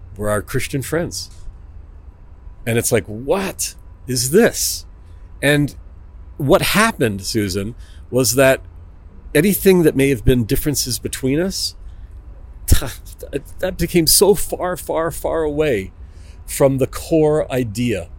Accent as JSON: {"language": "English", "town": "Toronto", "region": "Ontario", "country": "Canada", "moved": "as an adult", "lives_now": "Israel", "said": "I'm from Toronto, Canada"}